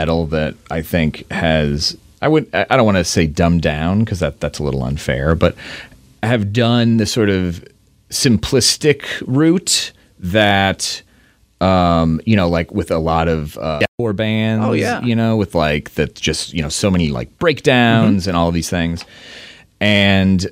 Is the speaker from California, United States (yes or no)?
no; Indiana, United States; now in Seattle, United States; I grew up in Indiana